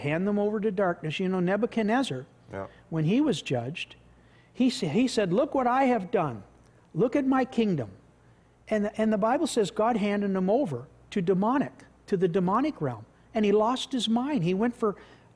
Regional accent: Canada

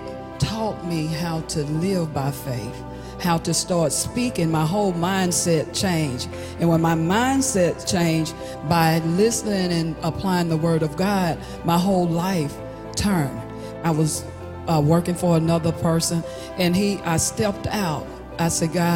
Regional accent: Hattiesburg, Mississippi, United States; I'm from Hattiesburg, Mississippi

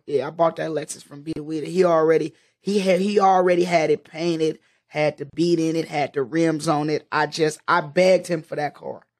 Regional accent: Oakland, California, United States; I'm from West Oakland, so like I really come from the mecca of of that dope game

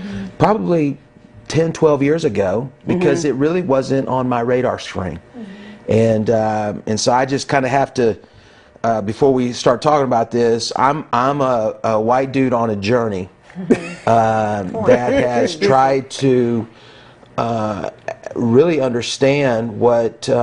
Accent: Kansas City, Missouri, United States; moved away as an adult; now in Buffalo, United States; I'm a Kansas City born and raised guy.

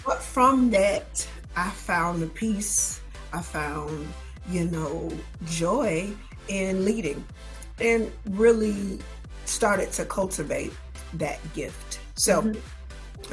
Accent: Atlanta, Georgia, United States; I am from Atlanta, born and raised

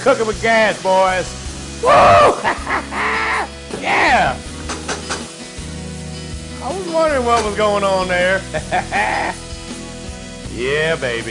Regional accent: Virginia, United States; it's from the South like me. I'm from Virginia

